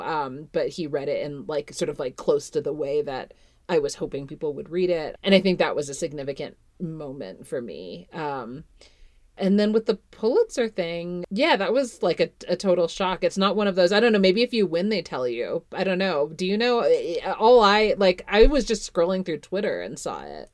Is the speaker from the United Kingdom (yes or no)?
no; Canada; now in Fort Collins, United States; I grew up in Canada